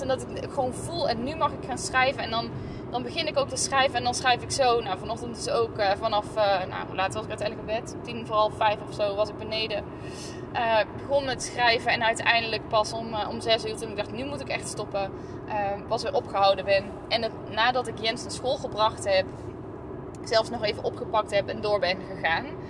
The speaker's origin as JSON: {"language": "Dutch", "region": "North Brabant", "country": "Netherlands", "also_born_or_lived": "northern Netherlands", "moved": "yes", "said": "ik kom uit Brabant. Dus ik zeg, eh, en, en zal ook waarschijnlijk altijd blijven zeggen, ons mam, als ik het heb over mijn moeder. En, en hier in het noorden moeten ze daar nog wel eens aan wennen"}